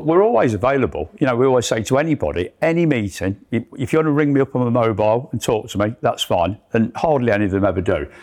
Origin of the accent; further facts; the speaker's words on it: Leicester, East Midlands, United Kingdom; I'm a lad from Leicester.